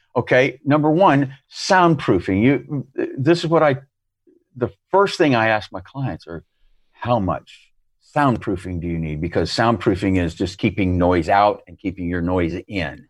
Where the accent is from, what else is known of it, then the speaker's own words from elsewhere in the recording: United States; moved away; as an American